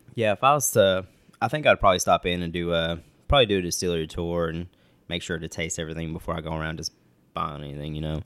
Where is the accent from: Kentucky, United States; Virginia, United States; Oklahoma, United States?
Kentucky, United States; West Liberty; I'm from a little town in Eastern Kentucky, uh, called West Liberty